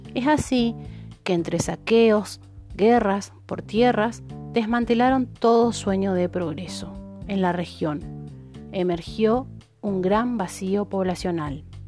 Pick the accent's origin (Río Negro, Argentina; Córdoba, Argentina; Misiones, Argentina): Misiones, Argentina; San Javier; mi pueblo de origen, la Dulce San Javier, provincia de Misiones